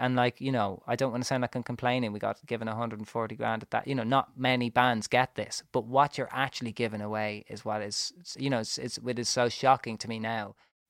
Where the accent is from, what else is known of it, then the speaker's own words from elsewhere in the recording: Ireland; Also we arrived as domestic British artists, but we're from Ireland.